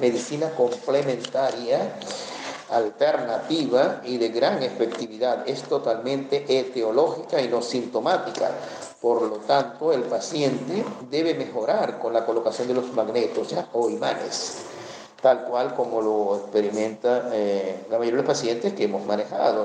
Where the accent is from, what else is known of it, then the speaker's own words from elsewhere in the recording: Venezuela; en mi país, Venezuela